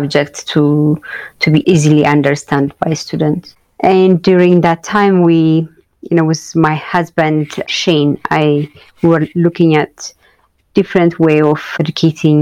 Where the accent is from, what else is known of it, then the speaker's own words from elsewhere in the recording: Addis Ababa, Ethiopia; growing up in Addis, the way I raised and what I see around me